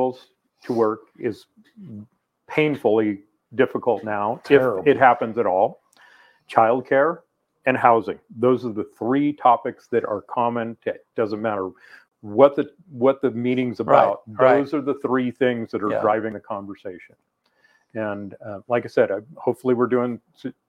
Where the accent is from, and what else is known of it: La Grande, Oregon, United States